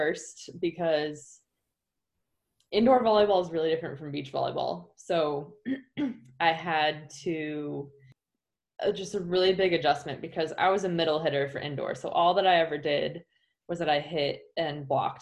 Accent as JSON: {"language": "English", "town": "Chicago", "region": "Illinois", "country": "United States", "tie": "born or raised there", "also_born_or_lived": "Hawaii", "moved": "yes", "said": "I was born and raised in the Chicago area"}